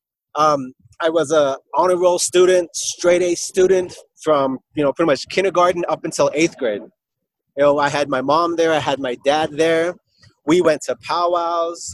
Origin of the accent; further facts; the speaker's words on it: Alliance, Nebraska, United States; here in Alliance, in my hometown.